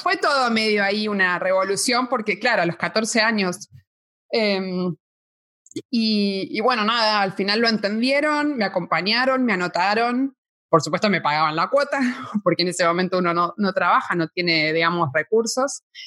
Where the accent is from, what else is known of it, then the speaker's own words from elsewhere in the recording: Buenos Aires, Argentina; now in Spain; Soy argentina, nací en Buenos Aires, en la preciosa ciudad de Buenos Aires.